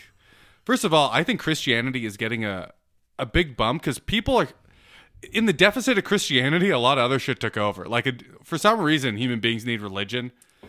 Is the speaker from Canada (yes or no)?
yes; Canada; I'm too Canadian.